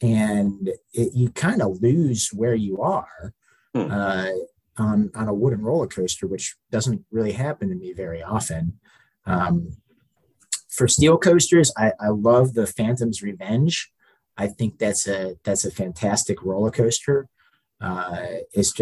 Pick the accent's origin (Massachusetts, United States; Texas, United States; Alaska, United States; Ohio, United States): Ohio, United States; Cleveland; now in Cincinnati, United States; I am originally from Cleveland, Ohio